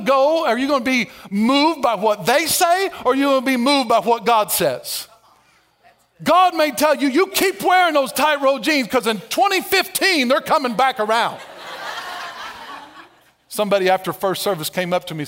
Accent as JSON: {"language": "English", "town": "Albion", "region": "Illinois", "country": "United States", "tie": "born or raised there", "said": "I grew up in Albion, Everett County"}